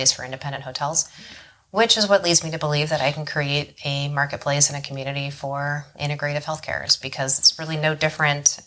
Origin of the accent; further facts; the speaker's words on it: Paradise Valley, Arizona, United States; Born and raised, and then third generation, actually